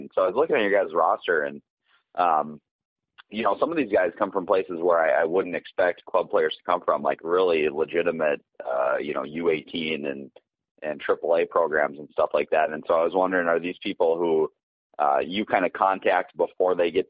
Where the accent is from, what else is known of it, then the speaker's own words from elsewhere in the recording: North Dakota, United States; moved away; I'm originally from North Dakota, so I'm a big hockey fan. I actually did my undergrad at the University of North Dakota